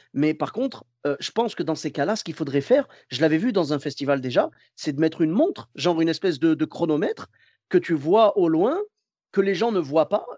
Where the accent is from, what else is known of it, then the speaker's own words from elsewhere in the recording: Clermont-Ferrand, Auvergne-Rhône-Alpes, France; now in Bordeaux, France; je suis de Clermont-Ferrand à la base